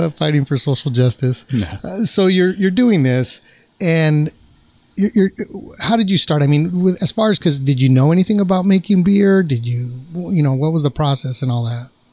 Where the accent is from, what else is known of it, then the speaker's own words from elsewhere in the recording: Placentia, California, United States; my hometown, nice Placentia, California